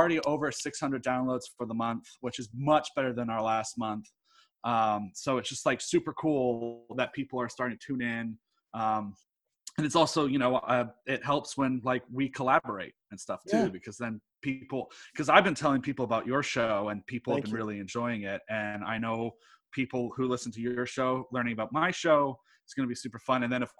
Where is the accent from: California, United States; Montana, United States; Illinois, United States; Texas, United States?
Texas, United States; Houston; I was born in Houston. I'm weird. Okay. Like, my mom's from Pennsylvania, my dad's from England, and I was born in Houston.